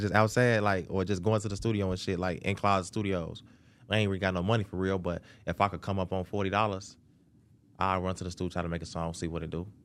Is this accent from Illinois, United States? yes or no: yes; Chicago, Illinois, United States; I'm from Chicago, Southside